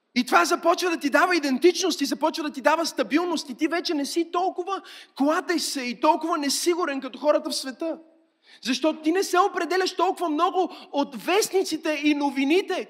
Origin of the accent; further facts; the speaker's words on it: Bulgaria; сме българи, разбира се, че обичаме България